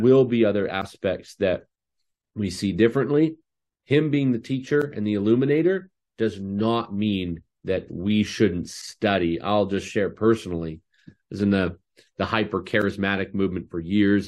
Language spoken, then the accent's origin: English; Canada; I'm Canadian